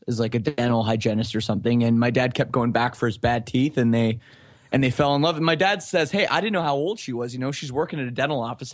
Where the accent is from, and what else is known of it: Oakville, Ontario, Canada; born or raised there; also born or lived in Scarborough, Ontario